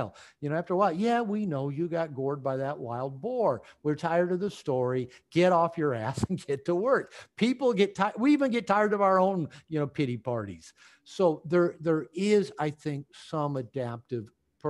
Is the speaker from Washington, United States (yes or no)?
yes; Bellevue, Washington, United States; I grew up in Bellevue